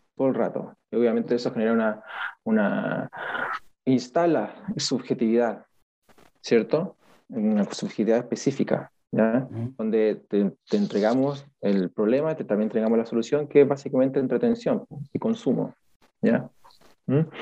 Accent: Chile; somos los chilenos bien, bien pasivos

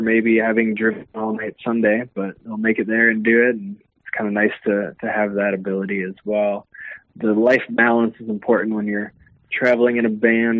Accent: Brooklyn Park, Minnesota, United States; we grew up in Brooklyn Park, in that area, and uh, Osseo

